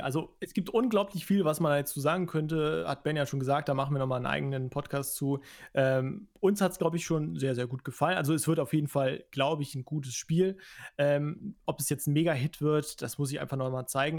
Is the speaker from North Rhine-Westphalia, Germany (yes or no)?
yes; Cologne, North Rhine-Westphalia, Germany; als Kölner